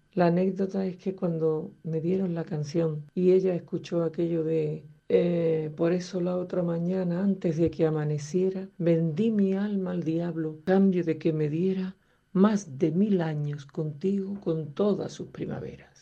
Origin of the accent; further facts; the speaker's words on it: San Juan de Aznalfarache, Andalusia, Spain; muy orgullosa de haber nacido y crecido en San Juan de Andalfarache